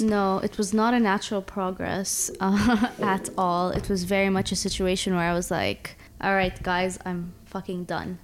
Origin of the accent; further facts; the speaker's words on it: Abu Dhabi, United Arab Emirates; moved away; also born or lived in Toronto, Canada; I was born in Abu Dhabi uh, grew up between Abu Dhabi and Toronto.